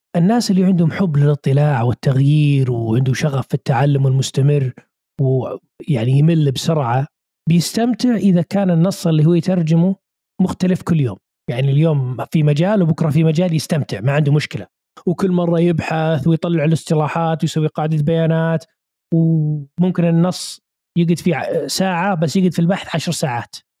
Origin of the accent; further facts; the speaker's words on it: Saudi Arabia; عندنا في السعوديه